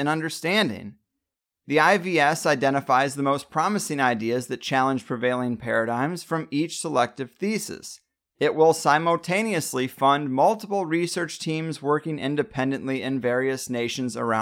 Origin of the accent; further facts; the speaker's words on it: United States; I'm still an American